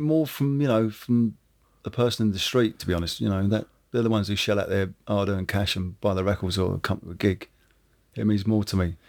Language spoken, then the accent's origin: English; Woking, South East England, United Kingdom; I come from from Woking, which is a suburban town.